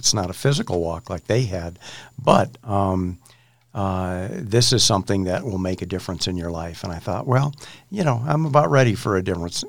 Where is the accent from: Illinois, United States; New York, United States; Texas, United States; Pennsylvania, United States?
Illinois, United States; Chicago; moved away as an adult; also born or lived in Colorado; I moved from Chicago to Colorado for college. Went to school in Gunnison at Western State College.